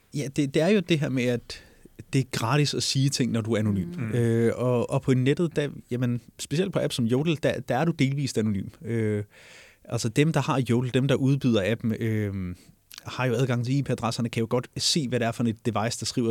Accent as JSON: {"language": "Danish", "region": "Jutland", "country": "Denmark", "moved": "yes", "said": "jeg er, som dialekt nok har afsløret det, hjemme fra Jylland"}